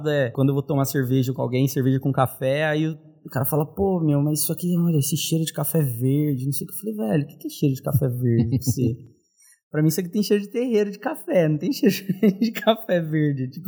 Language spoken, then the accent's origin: Portuguese; São Paulo, Brazil; also born or lived in Três Pontas; Então, eu sou de Três Pontas, mas eu moro em São Paulo desde os meus três anos. Tem 28 anos que eu estou aqui.